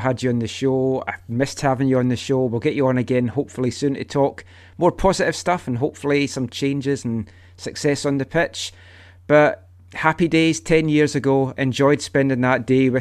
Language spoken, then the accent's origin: English; Scotland, United Kingdom; now in Vancouver, Canada; I went back to my home country to see what was number one in Scotland